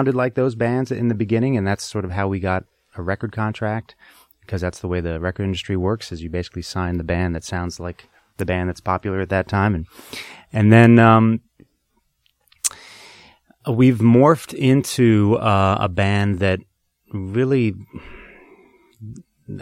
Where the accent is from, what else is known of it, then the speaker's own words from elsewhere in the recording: Boston, Massachusetts, United States; I grew up in Boston